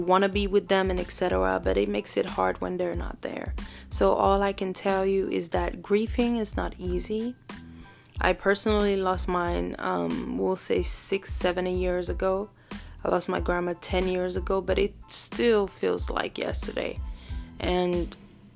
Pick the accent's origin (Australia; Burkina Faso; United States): Burkina Faso; moved away; also born or lived in Cameroon; I was born in Cameroon and raised in Burkina Faso. So technically, I have two homes.